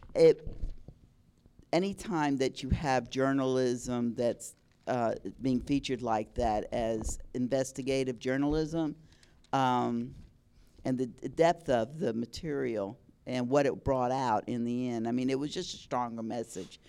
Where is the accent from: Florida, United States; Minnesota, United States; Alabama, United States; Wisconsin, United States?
Florida, United States; South; I had a great childhood growing up in South Florida